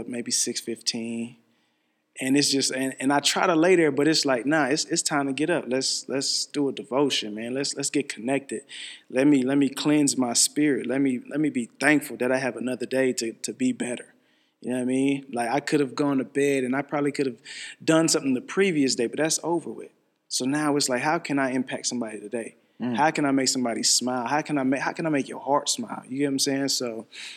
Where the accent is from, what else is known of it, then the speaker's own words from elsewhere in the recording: Texas, United States; also born or lived in Germany; I was born in Germany, but I was raised in Texas